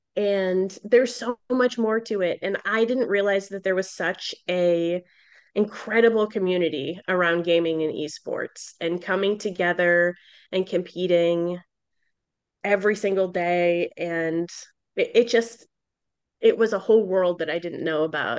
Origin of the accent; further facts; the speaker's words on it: Boston, Massachusetts, United States; I'm from Boston